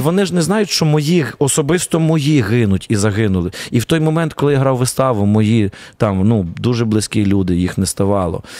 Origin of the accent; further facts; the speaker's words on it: Ivano-Frankivsk, Ivano-Frankivsk Oblast, Ukraine; я з Франківська